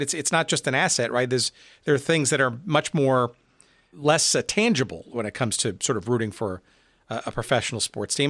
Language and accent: English; East Coast, United States; now in Chicago, United States; I grew up on the East Coast